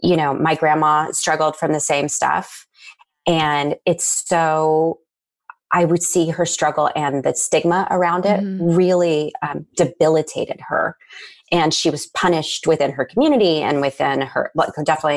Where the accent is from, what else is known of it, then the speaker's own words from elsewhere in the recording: Nashville, Tennessee, United States; I grew up in Nashville, Tennessee, which is a super normal childhood